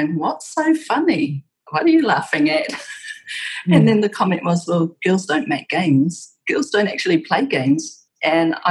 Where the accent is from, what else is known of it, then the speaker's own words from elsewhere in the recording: New Zealand; I'd be like, New Zealand